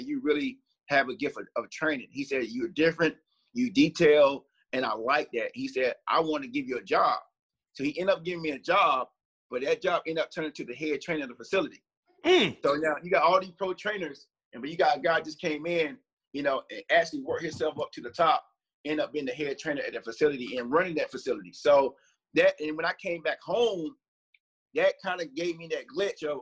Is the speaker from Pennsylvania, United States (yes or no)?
no; North Carolina, United States; I'm from North Carolina